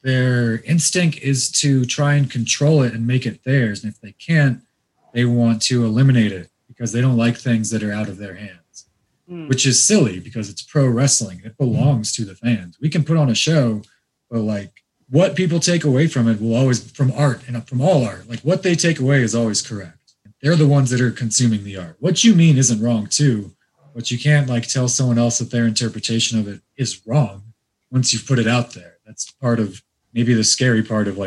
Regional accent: Iran; Iranian like me

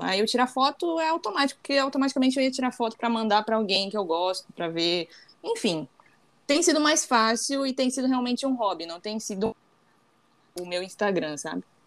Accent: Santa Catarina, Brazil; now in Rio de Janeiro, Brazil; eu moro no Rio, mas eu sou de Santa Catarina. Então toda a minha família está lá em Santa Catarina

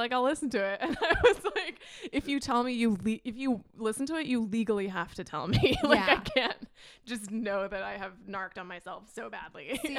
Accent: Illinois, United States; now in New York City, United States; I was born in New York, but I grew up in Illinois.

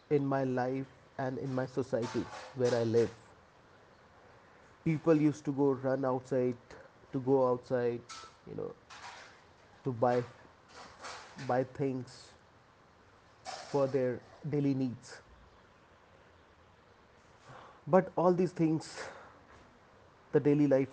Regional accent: Uttarakhand, India; now in Mumbai, India; I live in Mumbai, India. Basically, I'm from Uttarakhand.

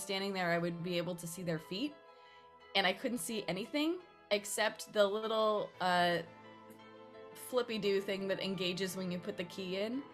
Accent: Northern California, United States; moved away as an adult; I moved here from Southern California most recently, but I'm from Northern California.

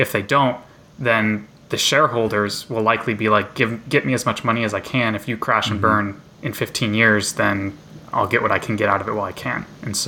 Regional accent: rural Nebraska, United States; moved away; my hometown in rural Nebraska

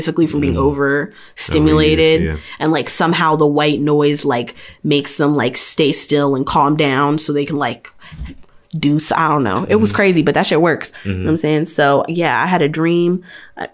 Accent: Maryland, United States

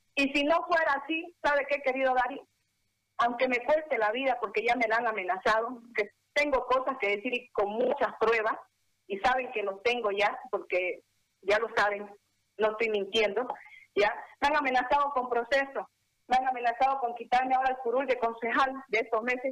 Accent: Bolivia; como boliviana

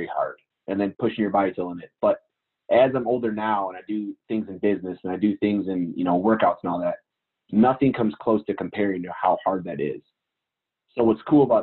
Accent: Richmond, Michigan, United States; I'm from Richmond, Michigan, which is a super small town, little farm town, Michigan.

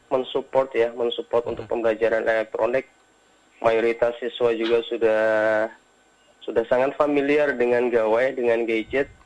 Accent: Central Java, Indonesia; Uh, saya dari uh, Jawa Tengah, jadi uh, di rumah belajar uh, Provinsi Jawa Tengah di tahun 2018.

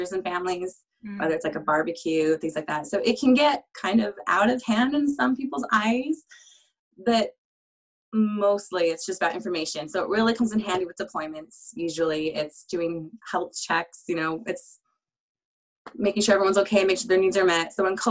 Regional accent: Utah, United States; I call Utah home. It's where I spent most of my years. I moved a little bit younger than that, but I'm from Utah.

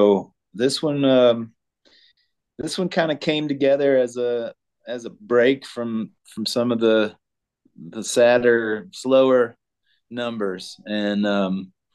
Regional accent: Arkansas, United States; now in Colorado, United States; I grew up in Arkansas, out on the family farm.

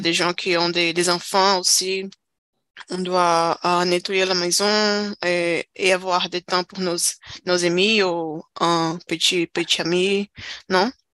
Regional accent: Brazil; French is a second language; Je suis brésilienne avec euh, fière. Je suis fière d'être brésilienne

